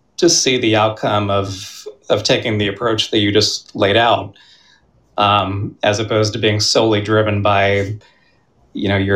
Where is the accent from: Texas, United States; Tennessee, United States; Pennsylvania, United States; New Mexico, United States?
Pennsylvania, United States; now in Boston, United States; I grew up in Pennsylvania